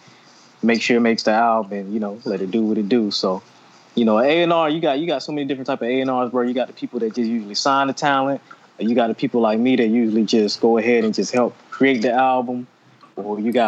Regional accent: Atlanta, Georgia, United States; also born or lived in Los Angeles; I'm from Atlanta

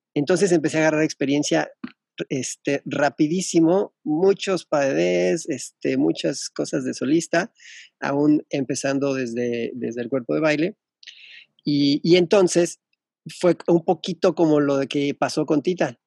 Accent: Mexico; moved away as an adult; also born or lived in England / Melbourne, Australia

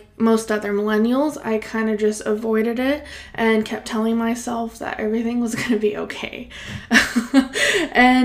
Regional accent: Salinas Valley, California, United States; now in Bay Area, United States; I grew up in the Salinas Valley, which is this beautiful little pocket of farm ag area, close to the Monterey Bay

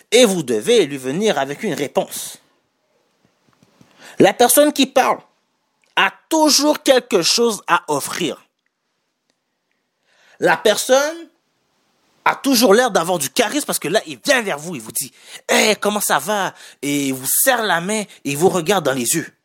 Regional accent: Haiti; Je suis haïtien. je suis d'origine haïtienne. Nous, les Noirs en général

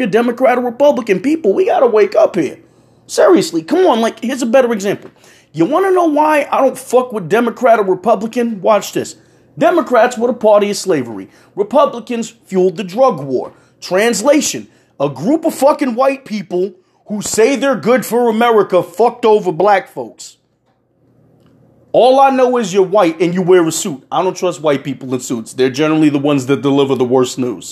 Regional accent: United States; me being who I am as an American

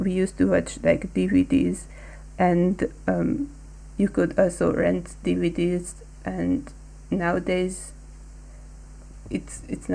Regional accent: Hungary; I come from Hungary.

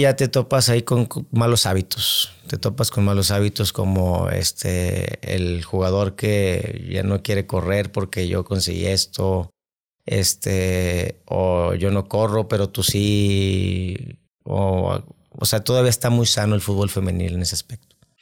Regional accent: Monterrey, Nuevo León, Mexico; also born or lived in San Luis Potosí / Guadalajara; yo soy originario de aquí de Monterrey, Nuevo León

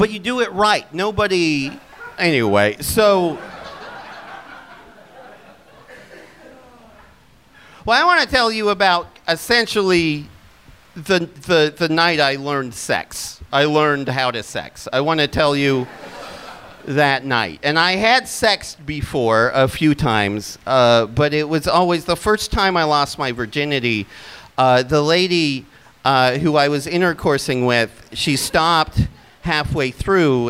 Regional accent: Utah, United States; moved away; also born or lived in Seattle, Washington; I'm from Utah County that is in Utah Valley that is next

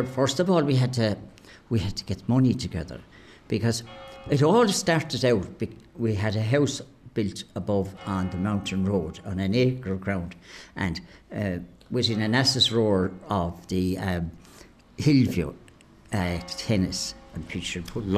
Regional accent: Clonmel, Munster, Ireland; Great days of playing with all the young fellas and young girls around the place, you know, around the streets. The streets at the centre of the town was our domain

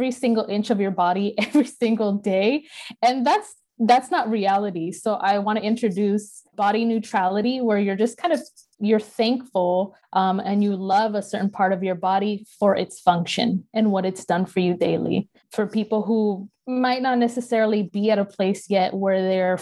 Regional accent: United States; I was born here in the United States

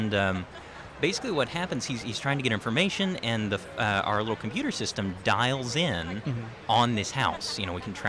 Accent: United States; I'm from Jackson County. I grew up in that area.

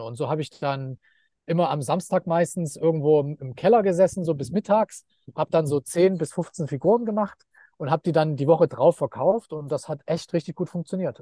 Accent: Leipzig, Saxony, Germany; moved away as an adult; now in Thailand; ich bin in Leipzig geboren und äh, so, also in den 90er Jahren in Leipzig, das war einfach ein riesiger Bauboom

